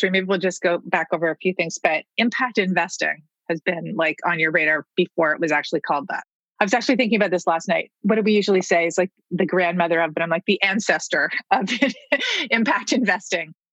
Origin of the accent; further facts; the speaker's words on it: New York, United States; I grew up in New York.